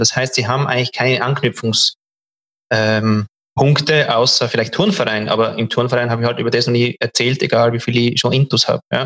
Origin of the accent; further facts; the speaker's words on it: Switzerland; Bei uns in der Schweiz